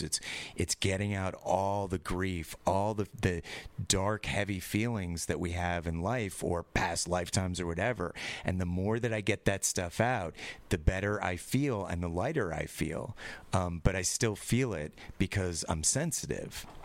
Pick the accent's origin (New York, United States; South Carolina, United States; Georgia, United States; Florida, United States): New York, United States; I'm from California, not New York